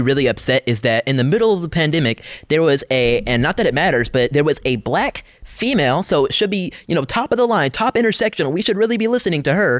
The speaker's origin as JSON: {"language": "English", "town": "Atlanta", "region": "Georgia", "country": "United States", "said": "my home state of Georgia"}